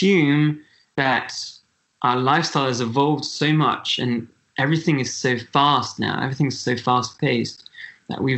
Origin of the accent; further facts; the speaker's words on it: Switzerland; I'm from Switzerland.